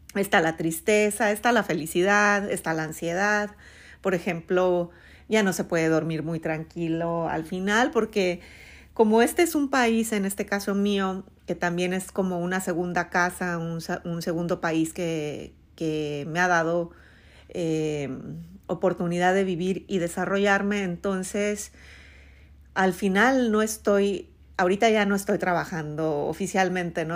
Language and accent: Spanish; Mexico; first language Spanish; moved away as an adult; mi México, pues no, no voy a sufrir eso porque nunca lo viví, porque soy nativa